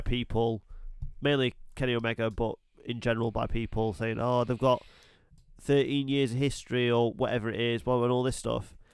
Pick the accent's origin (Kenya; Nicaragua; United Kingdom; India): United Kingdom; I was born and raised in the United Kingdom